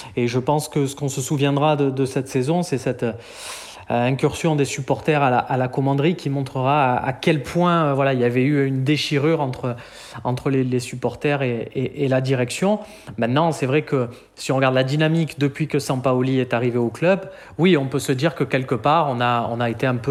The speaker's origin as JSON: {"language": "French", "town": "Marseille", "region": "Provence-Alpes-Côte d'Azur", "country": "France", "tie": "born or raised there", "said": "en tant que Marseillais, je suis né à quelques mètres de chez lui"}